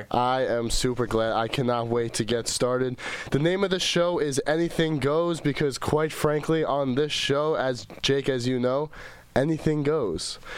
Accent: Long Island, New York, United States; moved away as an adult; now in Austin, United States; I am from Long Island, New York.

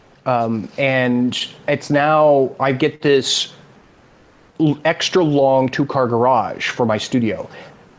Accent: Sacramento, California, United States; accent: California; moved away as an adult; now in Emu Plains, Australia; I have that California accent. I'm actually from Sacramento, California. We moved out here about 7 years ago

